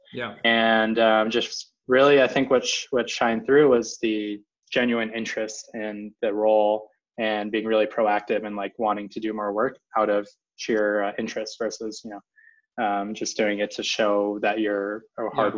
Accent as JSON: {"language": "English", "area": "Silicon Valley", "region": "California", "country": "United States", "tie": "born or raised there", "said": "growing up in the Silicon Valley"}